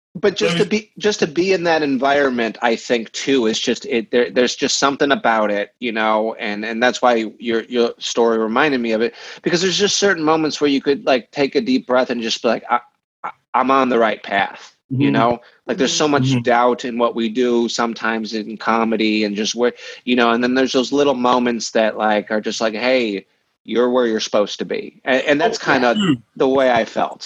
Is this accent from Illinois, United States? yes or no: yes; Peoria, Illinois, United States; moved away; we come from Peoria